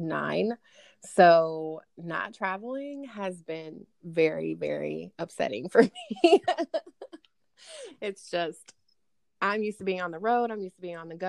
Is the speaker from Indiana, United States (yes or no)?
yes; Lafayette, Indiana, United States; I'm calling in from Lafayette, Indiana. West Lafayette is home of Purdue University, where me and Krista went to school together. I was born and raised here, and my entire family is still here.